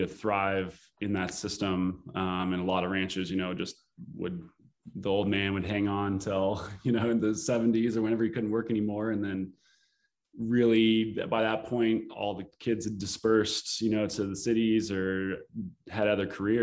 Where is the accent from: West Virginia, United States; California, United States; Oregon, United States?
Oregon, United States; Eastern; It's kind of a rural Oregon community, and it's kind of my hometown